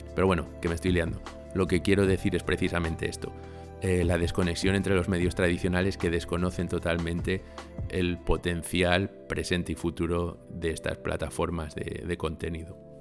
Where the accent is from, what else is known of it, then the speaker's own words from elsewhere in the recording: Spain; porque soy español